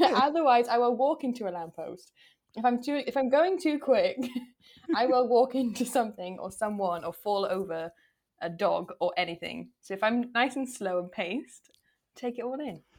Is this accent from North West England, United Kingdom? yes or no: no; Wales, United Kingdom; I'm Welsh.